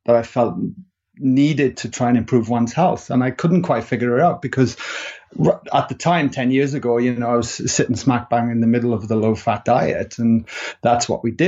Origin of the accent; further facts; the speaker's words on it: Wales, United Kingdom; accent: Welsh; moved away as an adult; now in Sydney, Australia; I'm a Welshman, if people are wondering what my accent is